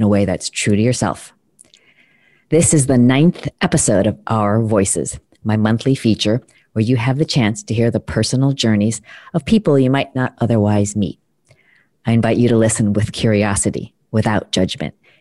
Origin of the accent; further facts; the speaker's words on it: United States; I was born in the States and proud to be American